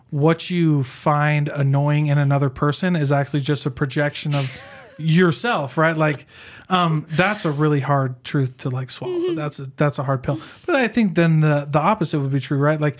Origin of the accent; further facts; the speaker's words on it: Iowa, United States; moved away as an adult; now in Utah, United States; I'm from the Midwest too. I'm from Iowa.